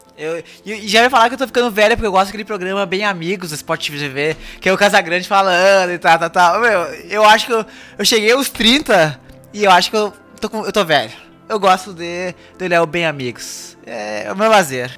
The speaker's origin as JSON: {"language": "Portuguese", "region": "Rio Grande do Sul", "country": "Brazil", "tie": "born or raised there", "said": "eu parece que eu não nasci no Rio Grande do Sul, parece que eu não sou gaúcho"}